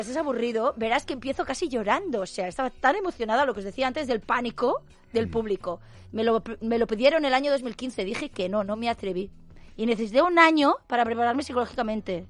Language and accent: Spanish; Catalonia, Spain; somos raritos, hablamos catalán